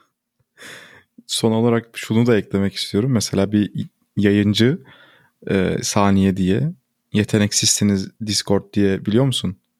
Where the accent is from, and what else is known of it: Turkey; first language Turkish